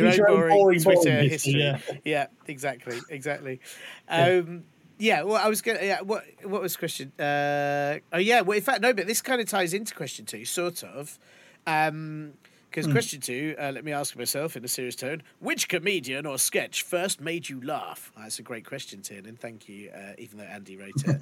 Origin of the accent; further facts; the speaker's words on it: London, United Kingdom; Bethnal Green wasn't that far from where we lived